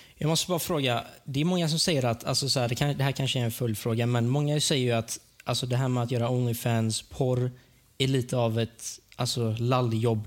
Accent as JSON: {"language": "Swedish", "country": "Sweden", "tie": "born or raised there", "said": "jag är ju född här i Sverige, men alltså, min släkt är ju så från Iran"}